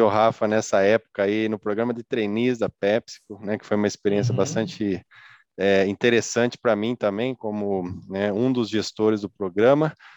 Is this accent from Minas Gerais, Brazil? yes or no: no; Araras, São Paulo, Brazil; nasci aqui em Araras, né, no interior de São Paulo